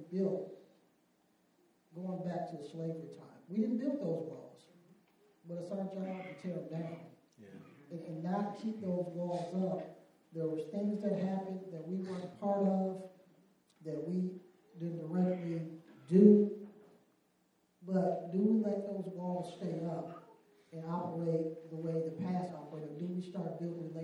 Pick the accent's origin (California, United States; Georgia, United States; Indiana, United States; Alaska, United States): Indiana, United States; moved away; I'm originally from Indiana and grew up predominantly black area